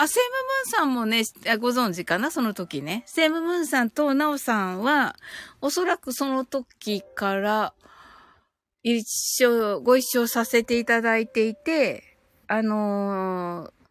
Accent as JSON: {"language": "Japanese", "region": "Kyushu", "country": "Japan"}